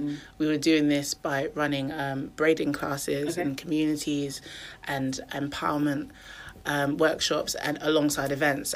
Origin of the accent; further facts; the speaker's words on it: Milton Keynes, South East England, United Kingdom; moved away as an adult; also born or lived in Nottingham; now in Birmingham, United Kingdom; I grew up in Milton Keynes, then I went to university in Nottingham.